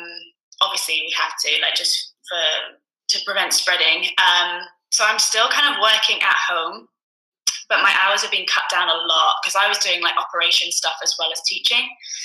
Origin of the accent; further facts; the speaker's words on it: Edinburgh, Scotland, United Kingdom; born there; now in London, United Kingdom; I was actually born in Edinburgh, which you can't tell by my accent. Born in Scotland, moved to London 6-7 years ago to pursue a career in musical theatre.